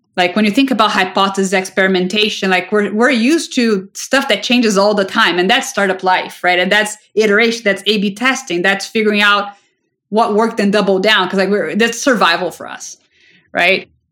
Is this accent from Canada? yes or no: no; Brazil; moved away; I grew up in Brazil